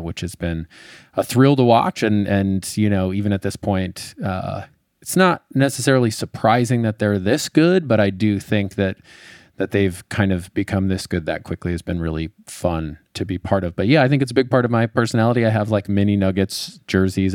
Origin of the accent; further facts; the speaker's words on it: Colorado, United States; I grew up in Colorado